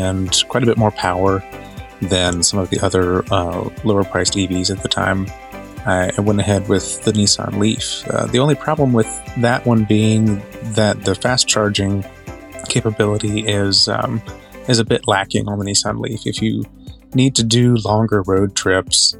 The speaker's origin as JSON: {"language": "English", "region": "North Carolina", "country": "United States", "also_born_or_lived": "Florida / Winston-Salem, North Carolina", "said": "I'm originally from North Carolina. I've lived all over the state and a little bit in Florida, and I live here in the Winston-Salem area now."}